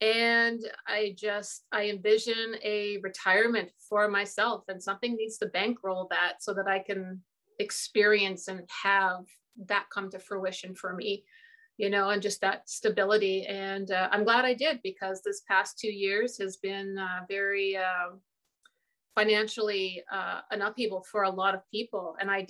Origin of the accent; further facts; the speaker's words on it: Newfoundland and Labrador, Canada; moved away; also born or lived in Ontario; here in Canada, we have a province, Newfoundland and Labrador. Okay. And when I tell people I was born and raised in Newfoundland, they're just like, well, you don't have a Newfoundland accent. And that's because when I came to the mainland, that's what we call Ontario.